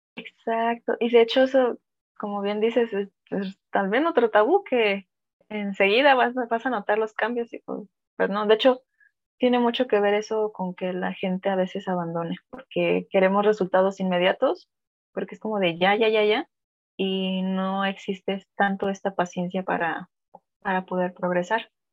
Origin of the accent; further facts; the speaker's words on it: Mexico; como mexicanos